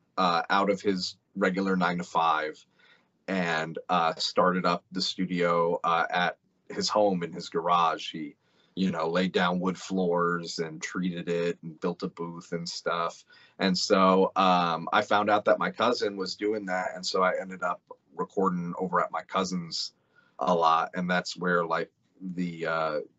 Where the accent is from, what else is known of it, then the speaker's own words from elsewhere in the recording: Glendale, Arizona, United States; I'm from Glendale, just outside of Phoenix